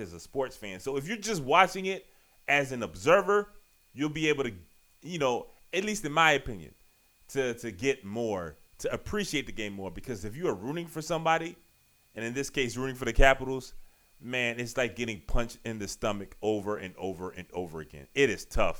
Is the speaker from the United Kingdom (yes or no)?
no; Richmond, Virginia, United States; now in Washington, D.C., United States; I've been in D.C. for 16, 17 years now. I'm from Richmond